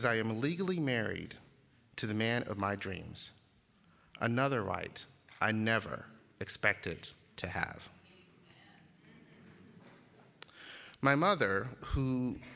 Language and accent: English; Uniontown, Alabama, United States; I grew up just 30 miles west of Selma in Uniontown, Alabama